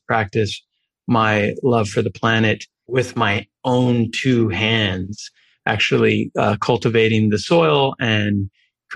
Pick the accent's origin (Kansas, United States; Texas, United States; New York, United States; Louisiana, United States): New York, United States; I grew up in New York